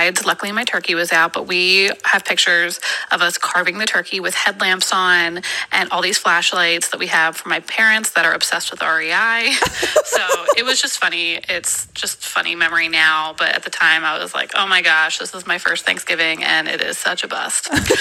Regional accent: Philadelphia, Pennsylvania, United States; now in Twentynine Palms, United States; I'm originally from Philadelphia. I live on the Marine Corps base in 29 Palms, California

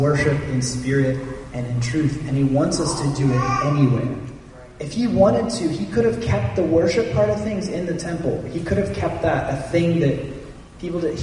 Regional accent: Germany; moved away; I grew up in Germany

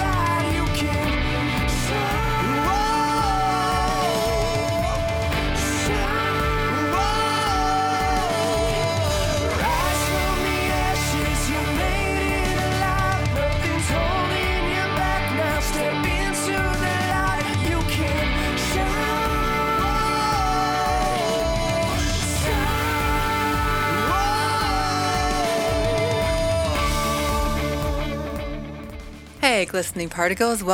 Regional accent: Wisconsin, United States; I'm from Wisconsin and it's super cold up there

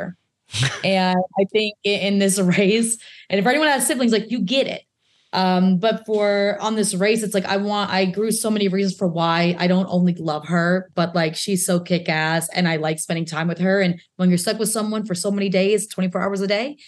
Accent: the South, United States; we're from the South. We talk real loud and we yell

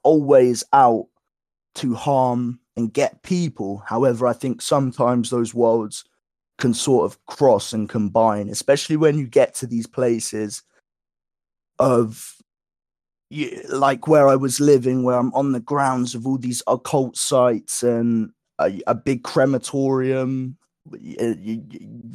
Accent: Woking, South East England, United Kingdom; moved away; I grew up not only in Woking

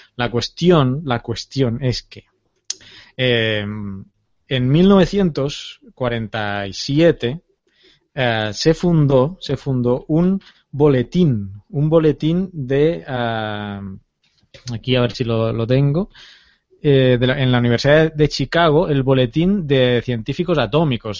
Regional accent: Terrassa, Catalonia, Spain; moved away; mi pueblo, Tarrasa, mi ciudad, más que mi pueblo

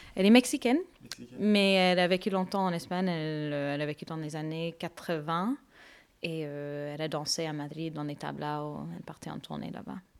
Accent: Canada; moved away as an adult; also born or lived in Seville; now in Bordeaux, France; je suis d'origine canadienne. Je suis canadienne, mais d'origine indienne et malaisienne. Et j'habite à Bordeaux depuis 7 ans.

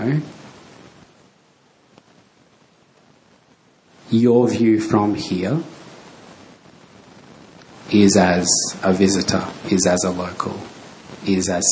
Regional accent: Darwin, Northern Territory, Australia; growing up in Darwin

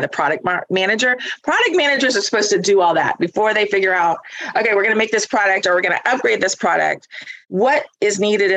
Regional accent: Northwest Florida, United States; I am from Northwest Florida

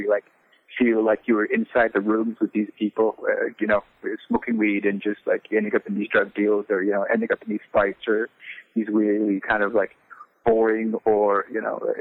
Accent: Farmington, New Mexico, United States; I grew up in around Farmington, New Mexico, living on a Navajo reservation

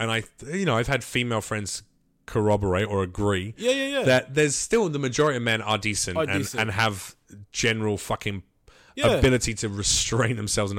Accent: London, United Kingdom; Yeah, I'm from London.

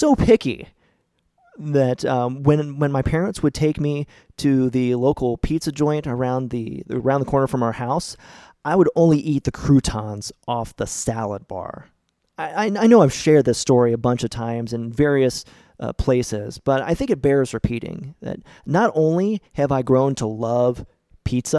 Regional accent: St. Marys, Ohio, United States; my hometown of St. Mary's, Ohio

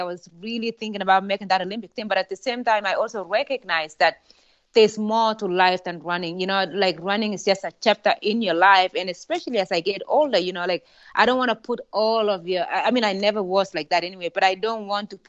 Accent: Kenya; moved away; Growing up in Kenya

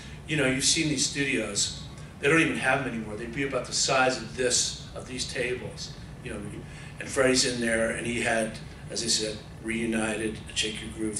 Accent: Passaic, New Jersey, United States; growing up in Passaic, New Jersey, you know, trying to make it in college, and living at home, and going to the discos

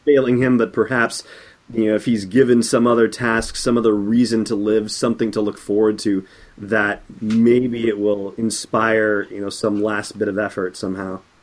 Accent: Southern California, United States; I grew up in Southern California

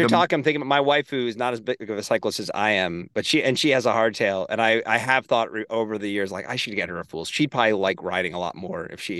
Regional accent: Northeast, United States; Yeah, I grew up in the Northeast. I'm familiar.

